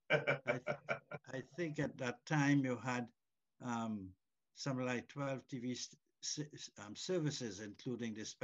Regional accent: Trinidad & Tobago; now in Canada; as a Trinidadian, um, a Trinidadian stroke Canadian.

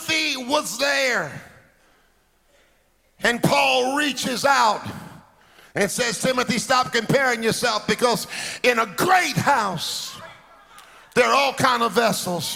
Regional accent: Alabama, United States; moved away; I was born in Alabama, but my daddy always had churches in the inner city

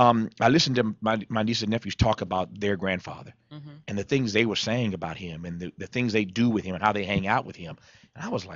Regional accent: Kokomo, Indiana, United States; moved away as an adult; also born or lived in Mississippi; now in Los Angeles, United States; my hometown of Kokomo, Indiana.

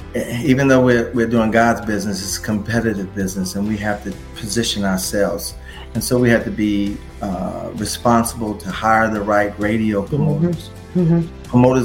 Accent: Detroit, Michigan, United States; I came from Detroit and used to attend conventions and represent artists' products for international licensing.

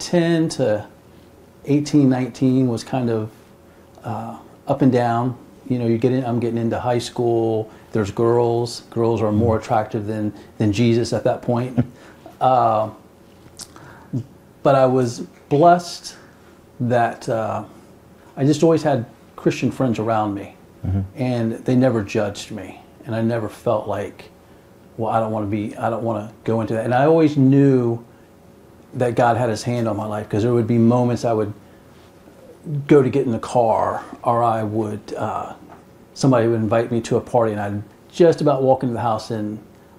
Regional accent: West Palm Beach, Florida, United States; I was born and raised in West Palm Beach, Florida

